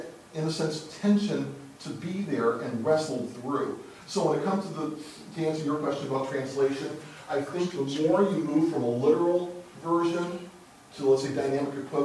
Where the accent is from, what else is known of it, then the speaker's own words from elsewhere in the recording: United States; English-speaking American